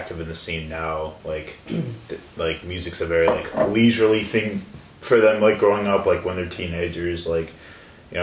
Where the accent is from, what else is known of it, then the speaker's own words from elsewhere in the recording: Chicago, Illinois, United States; I'm from the Chicago area